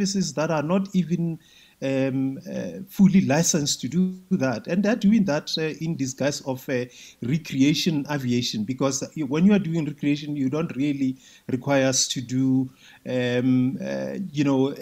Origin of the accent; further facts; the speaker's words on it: South Africa; we as South Africans